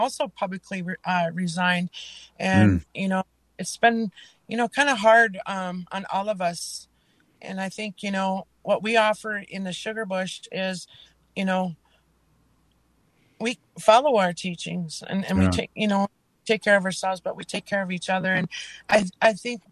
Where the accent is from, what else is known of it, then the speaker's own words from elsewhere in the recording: Leech Lake, Minnesota, United States; from Leech Lake